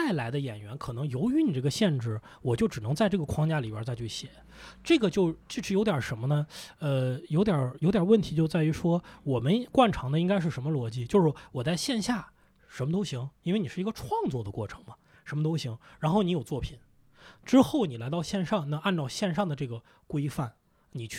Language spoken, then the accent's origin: Chinese; Lanzhou, Gansu, China; now in Beijing, China; 我是兰州人，